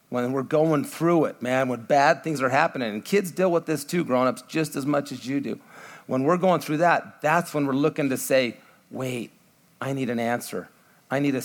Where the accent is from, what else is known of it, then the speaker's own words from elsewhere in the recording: United States; I'm American